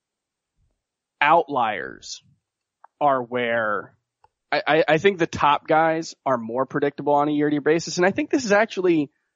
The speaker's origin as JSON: {"language": "English", "region": "Florida", "country": "United States", "tie": "born or raised there"}